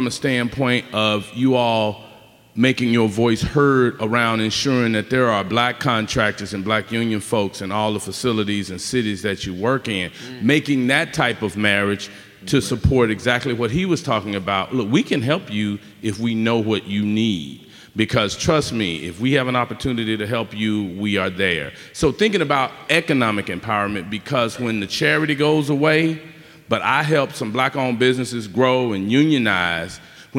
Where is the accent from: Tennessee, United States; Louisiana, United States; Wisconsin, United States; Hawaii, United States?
Tennessee, United States; Memphis; now in San Diego, United States; I'm from the country. I'm from Memphis, born and raised, Jackson and Hollywood, by the way.